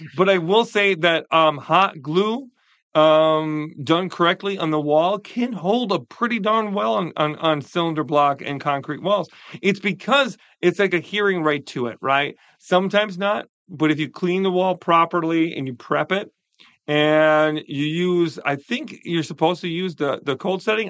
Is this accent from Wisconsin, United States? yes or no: yes; Wisconsin, United States; I'm from Wisconsin.